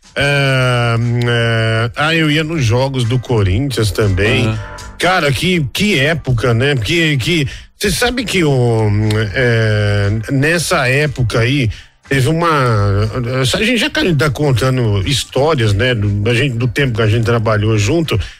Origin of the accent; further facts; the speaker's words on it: Osasco, São Paulo, Brazil; Osasco é minha terra, né? Osasco eu sou um artista de Osasco